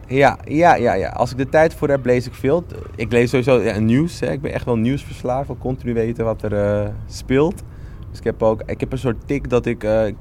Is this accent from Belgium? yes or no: no; Amsterdam, North Holland, Netherlands; Ik ben wel opgegroeid in Amsterdam Zuidoost